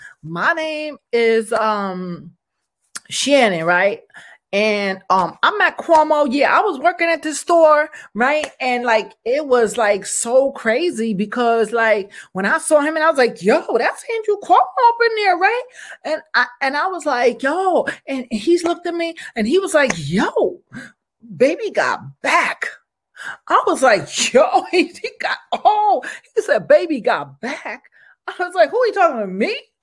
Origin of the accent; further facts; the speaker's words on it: Italy; English is a second language; I'm from Italia.